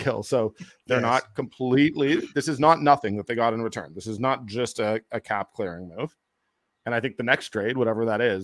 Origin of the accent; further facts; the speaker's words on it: Toronto, Ontario, Canada; now in Calgary, Canada; I grew up in Toronto